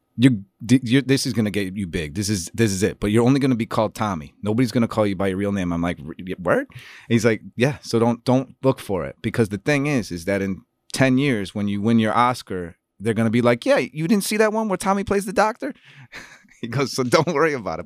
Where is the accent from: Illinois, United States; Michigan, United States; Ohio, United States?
Illinois, United States; Chicago; moved away as an adult; also born or lived in New York / Los Angeles; as a Chicagoan